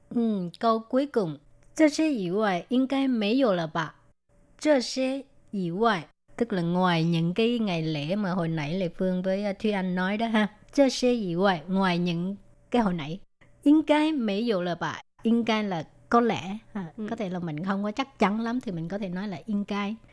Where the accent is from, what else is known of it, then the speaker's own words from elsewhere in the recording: Vietnam; now in Taiwan; người việt mình qua đây